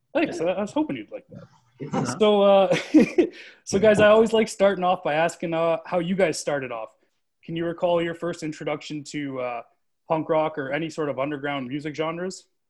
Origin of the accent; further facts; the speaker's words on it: Canada; we're Canadian